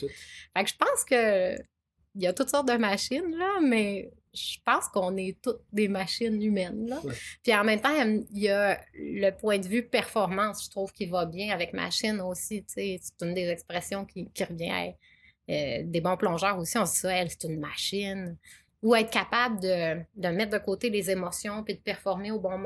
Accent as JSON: {"language": "French", "town": "Chicoutimi", "region": "Quebec", "country": "Canada", "tie": "born or raised there", "said": "je suis native de Chicoutimi"}